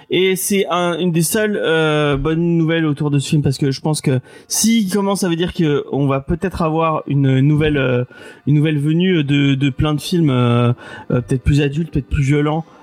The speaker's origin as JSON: {"language": "French", "country": "France", "said": "bah oui, bah on aime bien râler, on est français hein, quand même."}